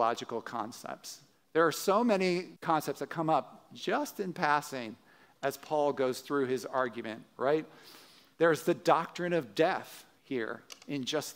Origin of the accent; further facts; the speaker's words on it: Wilmington, Delaware, United States; I was growing up in Holiday Hills, which is, a suburb outside of Wilmington, Delaware